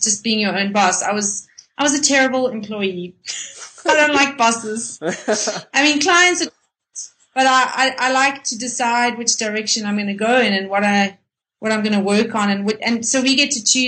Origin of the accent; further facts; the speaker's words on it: Cape Town, Western Cape, South Africa; now in Johannesburg, South Africa; I'm actually from Cape Town